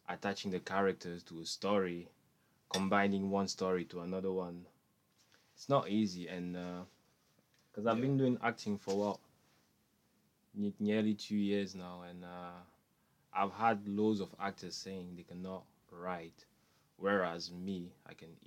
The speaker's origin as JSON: {"language": "English", "town": "Manchester", "region": "North West England", "country": "United Kingdom", "said": "That was hard because like I'm from Manchester, but I used to go Oldham every single Monday just to do theatre."}